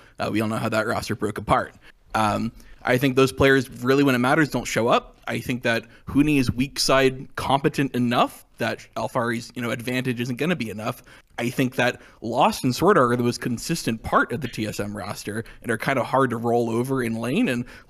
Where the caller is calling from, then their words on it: Oakland, California, United States; I am calling from Oakland, California.